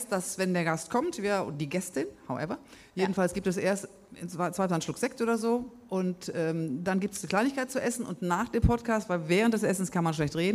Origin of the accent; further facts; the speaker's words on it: Düsseldorf, North Rhine-Westphalia, Germany; Ich komme aus Düsseldorf, Leute.